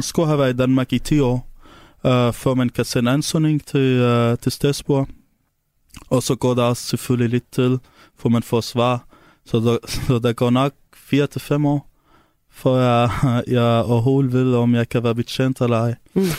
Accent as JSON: {"language": "Danish", "country": "Syria", "second_language": "Danish", "moved": "yes", "lives_now": "Denmark", "said": "jeg kommer fra Syrien, og det er der, hvor jeg kommer fra"}